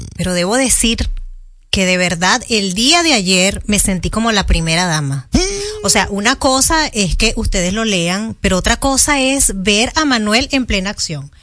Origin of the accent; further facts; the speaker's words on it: Venezuela; now in Dominican Republic; República Dominicana a los venezolanos nos ha recibido de una manera maravillosa